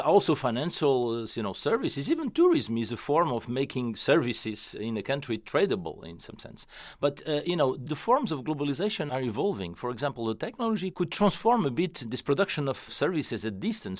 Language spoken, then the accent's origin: English; Portugal; moved away; I came from Portugal